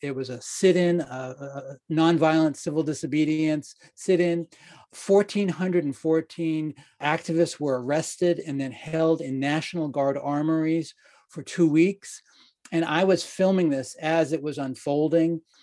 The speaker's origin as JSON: {"language": "English", "area": "outside of Boston", "region": "Massachusetts", "country": "United States", "tie": "born or raised there", "said": "I grew up outside of Boston"}